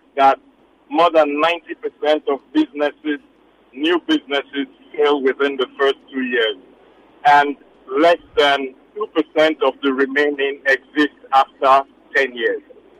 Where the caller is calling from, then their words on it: Lekki, Lagos, Nigeria; I had called earlier in the previous segment.